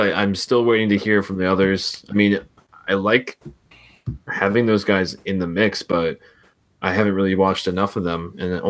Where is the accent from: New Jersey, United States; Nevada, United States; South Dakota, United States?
New Jersey, United States; also born or lived in Albany, New York; now in New York City, United States; I'm from New Jersey